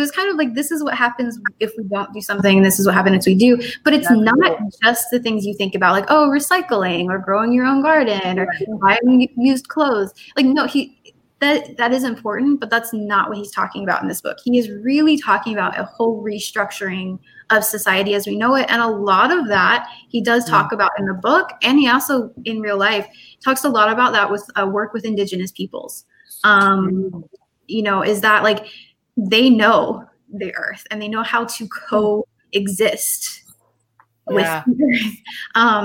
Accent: the North, United States; moved away; also born or lived in the South; I grew up in the North

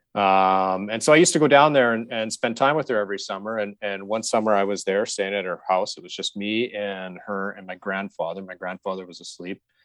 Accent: Saskatoon, Saskatchewan, Canada; I grew up in Saskatchewan. And so I grew up in Saskatoon

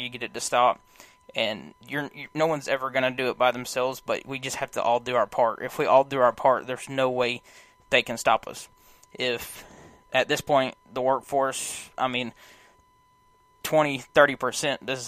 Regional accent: United States; as an American

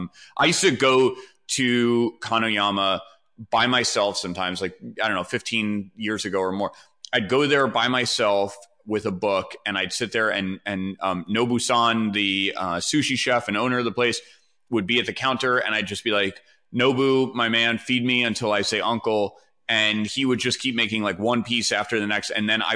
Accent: New York City, New York, United States; I grew up in New York, but like I grew up very, very sheltered.

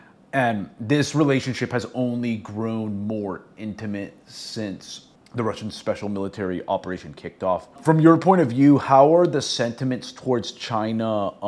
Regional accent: Venezuela; I'm actually from Venezuela

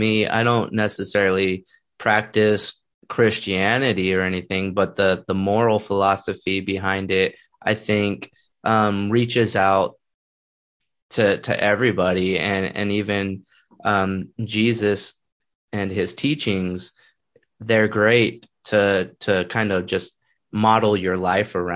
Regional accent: Texas, United States; growing up in America and also growing up in Texas

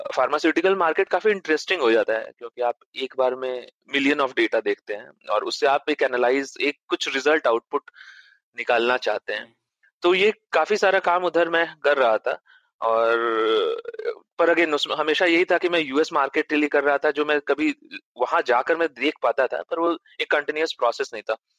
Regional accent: Patna, Bihar, India; moved away; also born or lived in Varanasi; मेरा जन्म पटना में हुआ था

